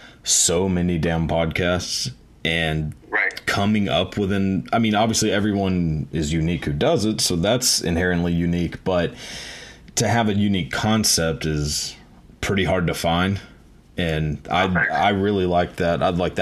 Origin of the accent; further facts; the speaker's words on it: the South, United States; growing up in the South, it's pretty much like Jeff Foxworthy country here.